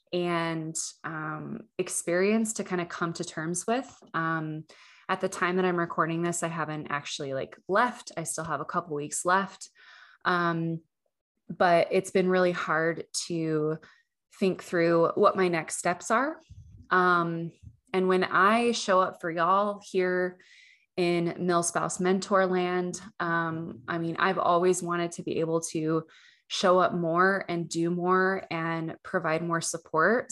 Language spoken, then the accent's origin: English; Utah, United States; moved away as an adult; now in Texas, United States; I grew up in Utah